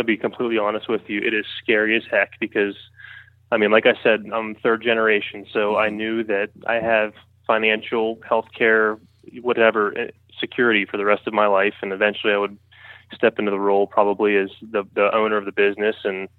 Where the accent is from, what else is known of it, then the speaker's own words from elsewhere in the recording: Johnstown, Pennsylvania, United States; Okay, I am from Johnstown, Pennsylvania, which is about an hour and a half east of Pittsburgh.